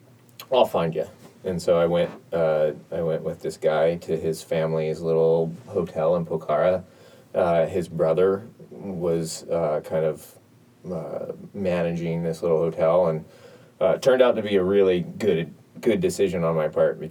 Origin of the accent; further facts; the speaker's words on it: United States; I'm an American